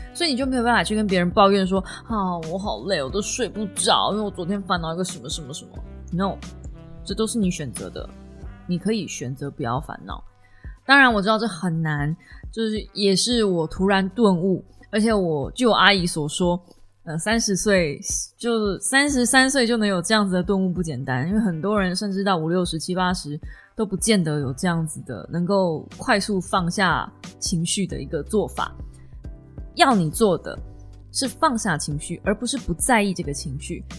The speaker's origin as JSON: {"language": "Chinese", "region": "Kaohsiung", "country": "Taiwan", "said": "同样身为高雄人"}